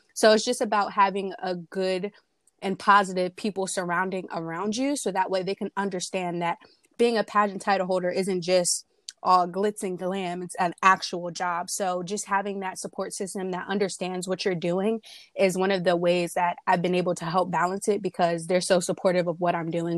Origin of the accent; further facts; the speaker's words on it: Willingboro, New Jersey, United States; I'm 19 years old, and I'm from Willingboro, New Jersey.